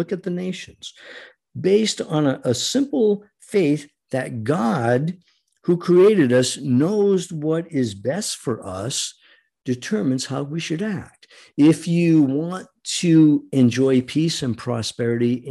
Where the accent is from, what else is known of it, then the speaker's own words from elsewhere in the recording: United States; We, the American people